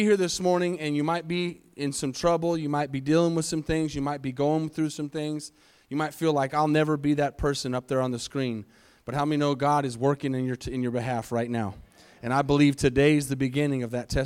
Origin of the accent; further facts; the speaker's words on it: Arizona, United States; moved away as an adult; I was raised in Arizona